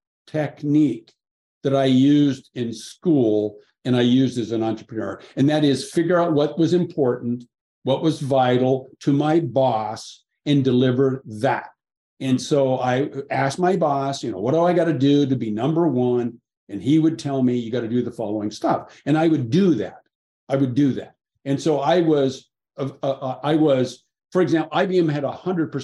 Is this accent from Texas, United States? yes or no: no; Seattle, Washington, United States; I grew up in Seattle